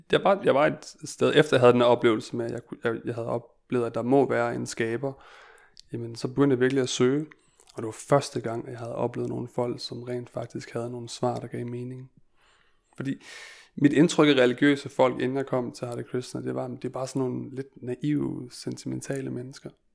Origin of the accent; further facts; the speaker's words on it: Denmark; jeg er født og opvokset i Danmark